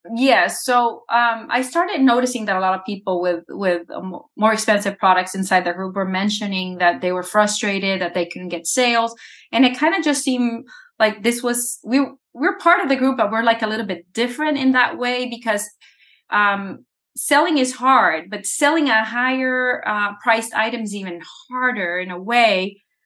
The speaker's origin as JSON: {"language": "English", "country": "El Salvador", "tie": "born or raised there", "moved": "yes", "said": "I was born in El Salvador"}